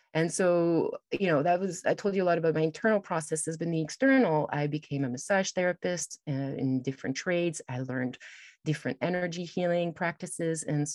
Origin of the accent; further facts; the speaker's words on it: France; also born or lived in Toronto; So I've traveled a lot, and I grew up in France, and then I went to Toronto